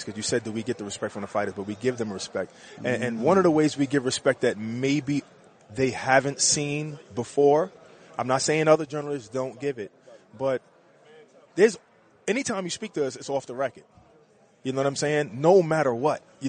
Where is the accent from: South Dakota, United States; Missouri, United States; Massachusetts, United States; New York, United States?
New York, United States; New York City